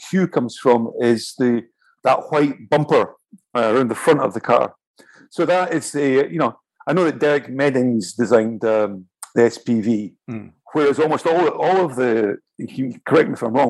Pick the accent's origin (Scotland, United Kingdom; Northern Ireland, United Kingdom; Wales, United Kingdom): Scotland, United Kingdom; also born or lived in London / Italy; now in Paris, France; No, I was obviously I'm Scottish. I was born on the north coast of Scotland, and I moved down. I was in London for a while, and I was in Italy, and then I was in Paris.